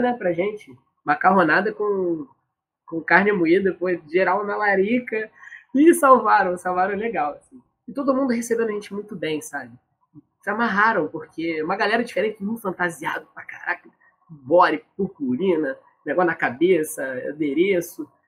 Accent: Rio de Janeiro, Brazil; eu sou do Meia

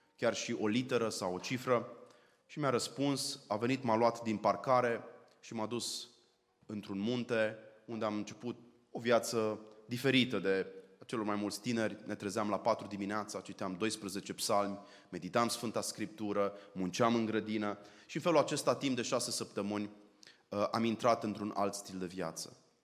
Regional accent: Arad, Arad County, Romania; moved away; Eu sunt arădean

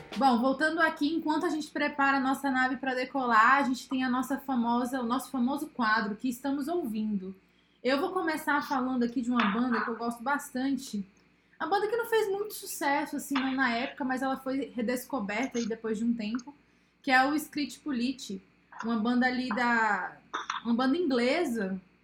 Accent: São Paulo, Brazil; now in Piauí, Brazil; Nasci aqui no Piauí e aí, quando eu nasci no Piauí, eu morei aqui até os meus 7, 8 anos de idade e fui para São Paulo

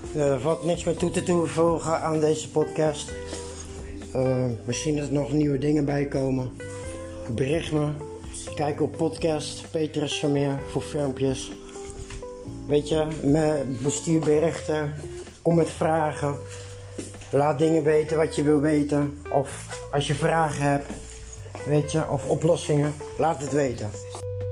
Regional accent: Netherlands; als Nederlander

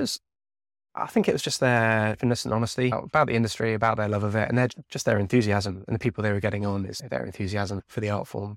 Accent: Devon, South West England, United Kingdom; I grew up down in Devon

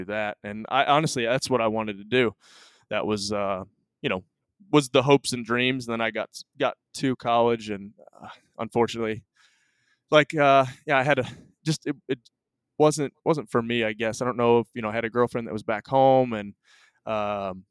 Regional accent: Cookeville, Tennessee, United States; also born or lived in Michigan; I was 4 and a half when we moved to Tennessee

